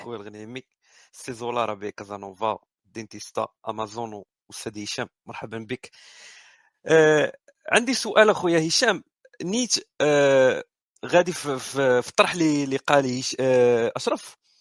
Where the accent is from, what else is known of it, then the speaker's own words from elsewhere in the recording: Morocco; حنا مغاربه وندويو في المغرب